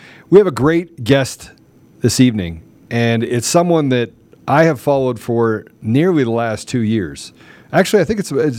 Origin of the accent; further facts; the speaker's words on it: Washington, District of Columbia, United States; the Washington, D.C. area, where I'm from. So I was born and raised in Washington.